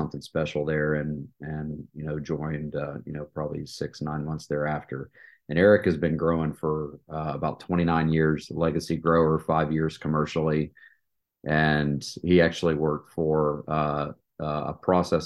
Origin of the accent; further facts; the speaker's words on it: East Tennessee, United States; moved away as an adult; also born or lived in Atlanta, Georgia; I was born and raised in East Tennessee